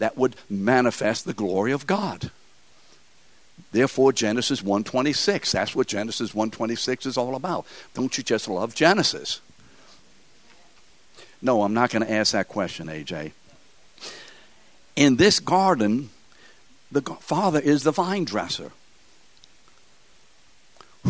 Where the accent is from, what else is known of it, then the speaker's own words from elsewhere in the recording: New Orleans, Louisiana, United States; We're from New Orleans. That's how we speak here.